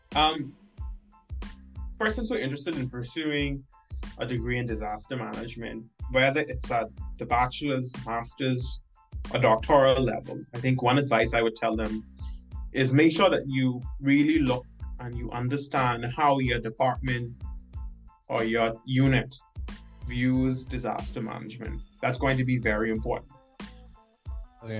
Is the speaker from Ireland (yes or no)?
no; Bahamas; moved away as an adult; now in North Dakota, United States; I'm from the Caribbean, hot, climate.